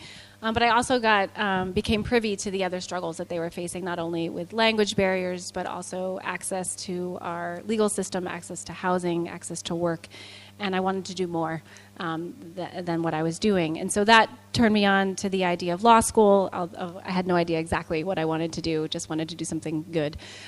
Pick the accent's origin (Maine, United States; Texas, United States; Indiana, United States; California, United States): Maine, United States; getting back to my home state of Maine